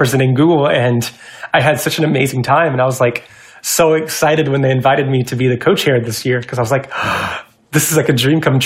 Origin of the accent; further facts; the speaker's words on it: Georgia, United States; now in Seattle, United States; I'm originally from Georgia, so when I moved to Seattle